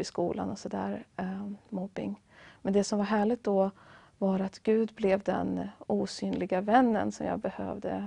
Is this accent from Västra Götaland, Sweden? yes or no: yes; Västra Götaland, Sweden; jag kommer från en mindre stad i Västra Götaland